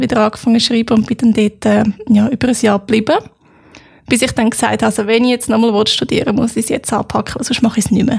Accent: Freiamt, Aargau, Switzerland; now in Lucerne, Switzerland; Freiamt, wo ich aufgewachsen bin

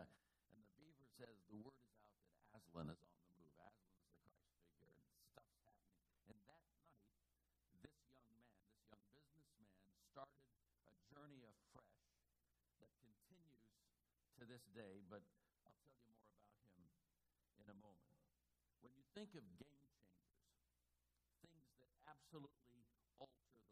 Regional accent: Oakland, California, United States; I grew up in Oakland in the 50s

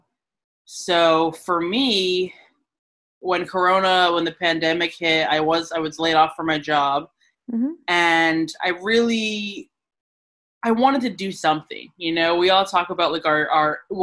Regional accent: Lewiston, Maine, United States; also born or lived in California / New York City; now in Portland, United States; So me, I was born in California, but I moved here when I was five, so very young. I grew up in Lewiston.

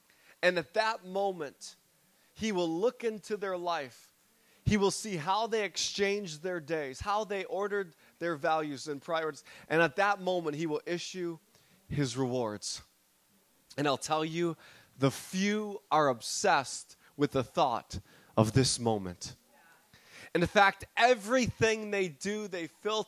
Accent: Detroit, Michigan, United States; I fly back to my hometown in Detroit.

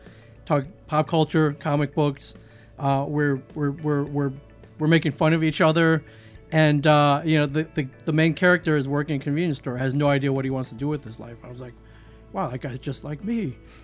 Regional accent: Midwest, United States; now in New Jersey, United States; I grew up mainly in the Midwest. I've lived all over the country.

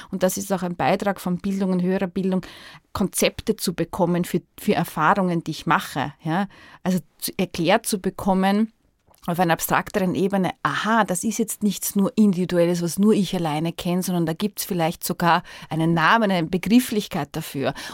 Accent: Austria; ich bin hier aufgewachsen in dieser Stadt, ich lebe hier

